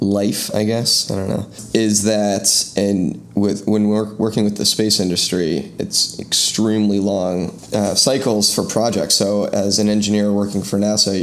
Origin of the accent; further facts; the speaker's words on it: San Francisco, California, United States; moved away as an adult; now in Washington, D.C., United States; I'm from San Francisco